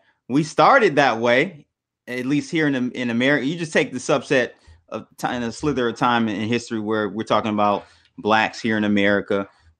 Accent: Detroit, Michigan, United States; I'm from Detroit, though, man. We pretty real here in the city.

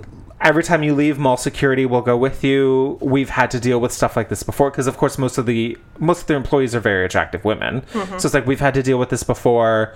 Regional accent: Riverside, California, United States; my hometown

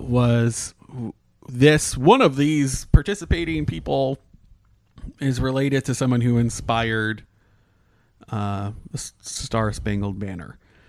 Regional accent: Canada; now in Orlando, United States; My mother's American, yeah. But I was born in Canada

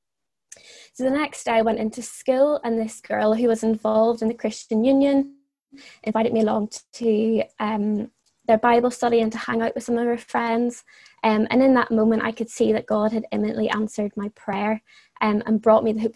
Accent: Northern Ireland, United Kingdom; moved away as an adult; also born or lived in Dublin, Ireland; I'm from Northern Ireland, but I would usually be living in Dublin for university

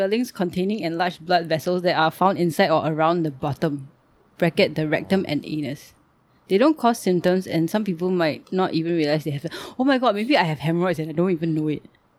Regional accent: Tampines, Singapore; I am born and bred proud Tampines person.

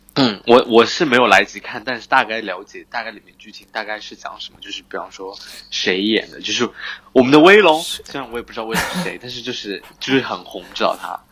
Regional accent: Zhejiang, China; 他们一听到我是浙江人

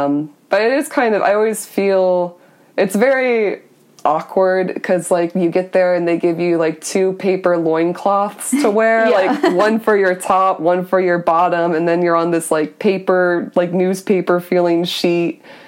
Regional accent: Florida, United States; Yeah, well, like, I came here from Florida.

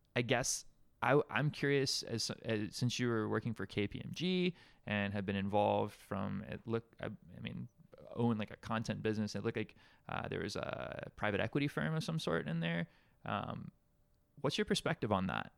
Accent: Alabama, United States; moved away as an adult; now in Hawaii, United States; growing up in Alabama

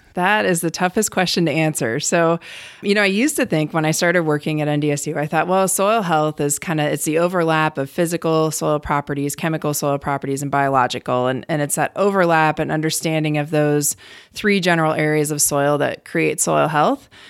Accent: Cleveland, Ohio, United States; born or raised there; moved away as an adult; also born or lived in Colorado / Wyoming / Virginia; now in North Dakota, United States

